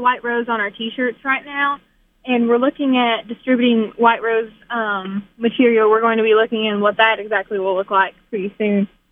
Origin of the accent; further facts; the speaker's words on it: Pikeville, Kentucky, United States; I'm from Pikeville, Kentucky